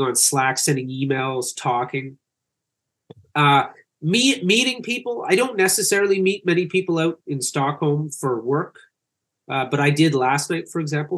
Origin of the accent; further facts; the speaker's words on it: Canada; also born or lived in Calgary; I'm Canadian